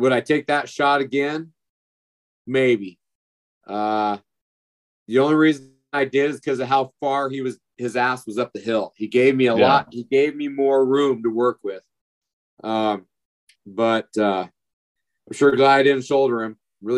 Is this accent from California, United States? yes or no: no; Durango, Colorado, United States; my hometown in Purgatory, Colorado, in just outside of Durango